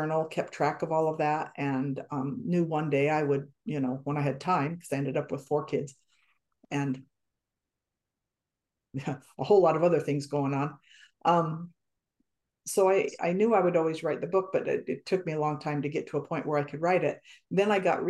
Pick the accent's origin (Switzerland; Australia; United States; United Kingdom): United States; Wyoming; We're both from Wyoming, you know, that's kind of a unique environment, I guess you'd say, to grow up in. We both grew up in small towns.